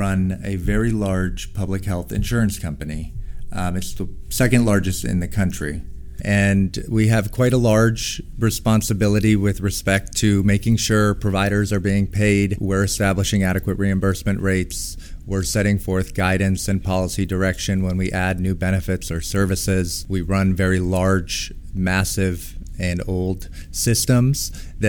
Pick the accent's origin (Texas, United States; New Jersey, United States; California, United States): California, United States; moved away as an adult; now in New York, United States; I'm originally actually from California, not a native New Yorker